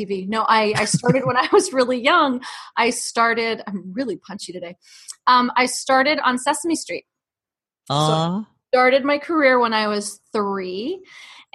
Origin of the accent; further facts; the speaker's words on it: New York City, New York, United States; I grew up in New York City